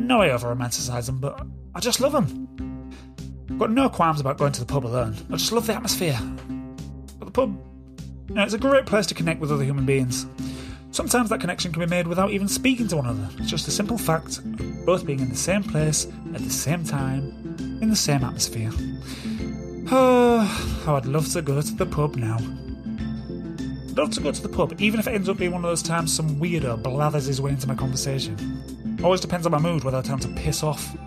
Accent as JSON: {"language": "English", "town": "Beverley", "region": "Yorkshire and the Humber", "country": "United Kingdom", "tie": "born or raised there", "said": "my hometown, Beverley"}